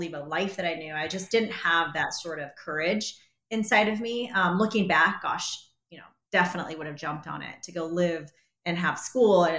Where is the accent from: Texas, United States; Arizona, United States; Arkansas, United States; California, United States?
Arizona, United States; Born and raised here in Arizona. Yep. Went to Arizona State